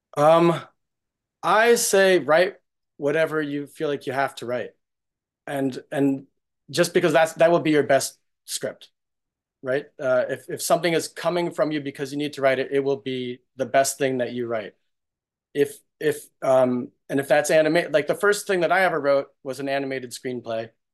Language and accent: English; New York, United States; I, I grew up in New York's, in New York